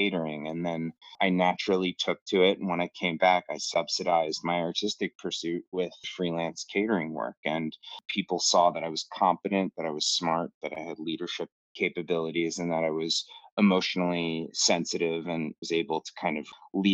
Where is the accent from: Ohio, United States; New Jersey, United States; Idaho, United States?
New Jersey, United States; Jersey Shore; also born or lived in New York City; I grew up at the Jersey Shore.